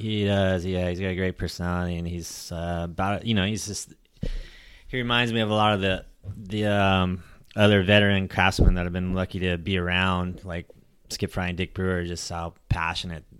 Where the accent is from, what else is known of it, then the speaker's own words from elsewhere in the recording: Long Beach, California, United States; now in San Diego, United States; I grew up outside of Long Beach